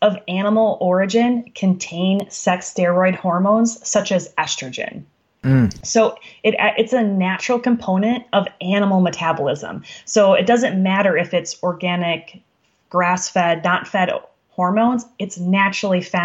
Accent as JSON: {"language": "English", "region": "Wisconsin", "country": "United States", "said": "I'm from Wisconsin"}